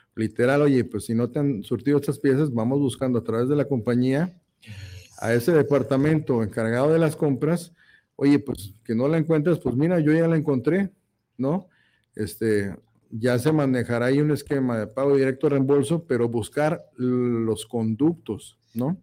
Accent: Mexico

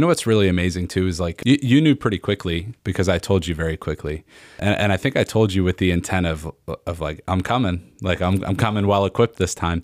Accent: Norristown, Pennsylvania, United States; I'm from the Philly suburbs, from, uh, from Norristown in Montgomery County.

